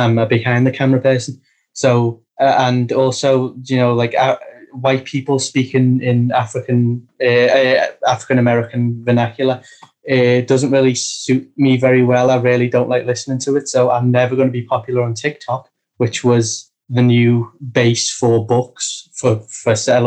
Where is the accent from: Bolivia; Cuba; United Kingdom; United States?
United Kingdom; I'm British